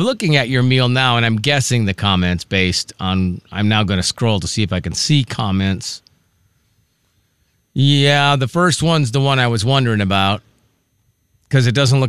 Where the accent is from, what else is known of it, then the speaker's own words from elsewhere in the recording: Midwest, United States; now in Pacific Northwest, United States; growing up in the Midwest, the only thing you put tartar on is fish.